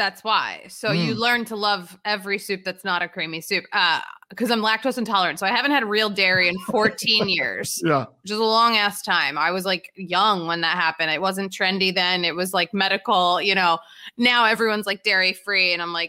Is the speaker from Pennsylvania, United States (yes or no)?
yes; Philadelphia, Pennsylvania, United States; I'm basically from the Long Island of Philadelphia.